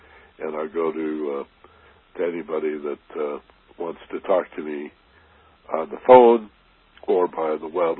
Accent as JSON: {"language": "English", "region": "Michigan", "country": "United States", "tie": "born or raised there", "said": "I grew up in Michigan"}